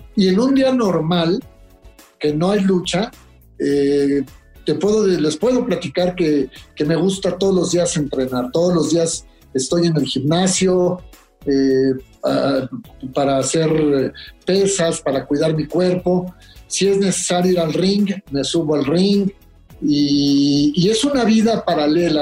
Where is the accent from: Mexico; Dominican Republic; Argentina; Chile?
Mexico; como mexicanos